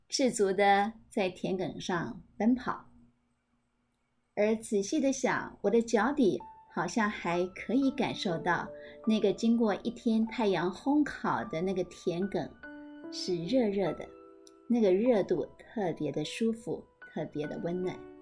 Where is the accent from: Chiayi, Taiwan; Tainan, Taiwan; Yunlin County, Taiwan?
Tainan, Taiwan; Madou; 我的故乡就是马窦